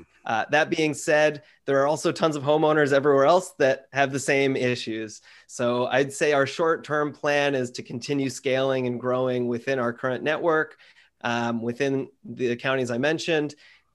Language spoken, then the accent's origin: English; Bay Area, near San Francisco, California, United States; now in Los Angeles, United States; I'm actually from the Bay Area up near San Francisco